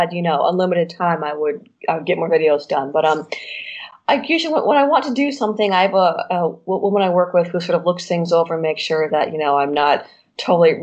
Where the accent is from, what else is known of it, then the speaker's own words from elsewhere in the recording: Michigan, United States; now in Poland; my home state